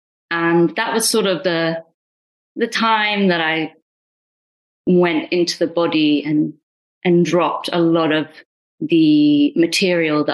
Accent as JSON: {"language": "English", "country": "United Kingdom", "first_language": "Punjabi", "said": "I'm Indian, British Indian"}